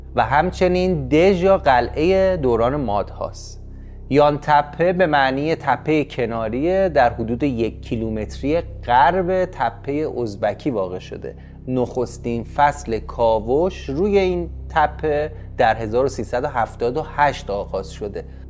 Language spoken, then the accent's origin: Persian; Tehran, Tehran Province, Iran; که در ایران متولد شدم در تهران 35 سال زندگی کردم